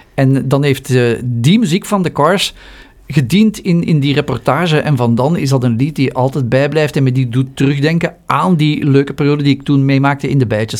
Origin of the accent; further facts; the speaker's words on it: Flanders, Belgium; hier bij ons in Vlaanderen